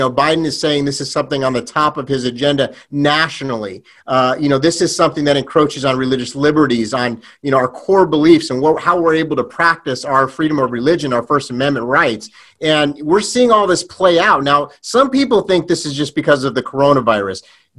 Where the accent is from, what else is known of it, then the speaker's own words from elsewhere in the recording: California, United States; I'm from California